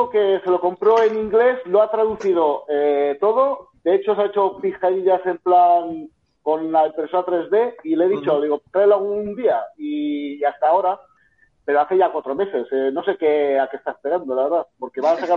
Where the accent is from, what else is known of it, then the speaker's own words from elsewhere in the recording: La Rioja, Spain; soy riojano, pero muy, un poco de, de, la frontera